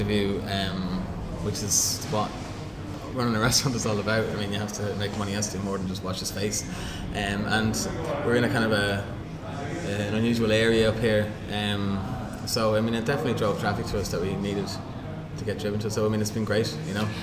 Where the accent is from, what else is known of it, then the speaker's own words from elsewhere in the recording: Cavan, Ulster, Ireland; I grew up in Cavan